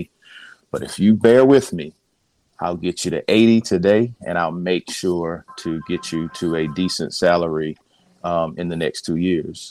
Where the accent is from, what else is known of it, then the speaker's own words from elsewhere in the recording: Columbia, South Carolina, United States; I'm a South Carolina native, born and raised in Columbia, South Carolina